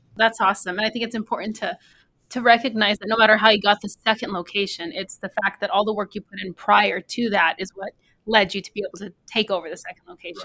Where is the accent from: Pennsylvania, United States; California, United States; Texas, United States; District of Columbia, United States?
Texas, United States; now in Helena, United States; I'm from Texas